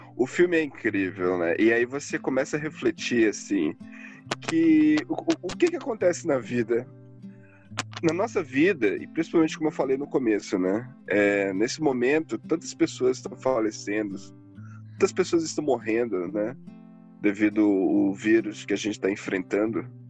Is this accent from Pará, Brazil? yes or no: yes; Pará, Brazil; now in Curitiba, Brazil; eu sou do norte, eu sou do Pará